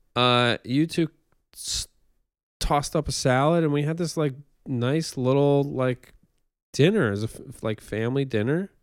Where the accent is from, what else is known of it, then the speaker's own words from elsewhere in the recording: near Newburgh, upstate New York, United States; moved away; my hometown's more rural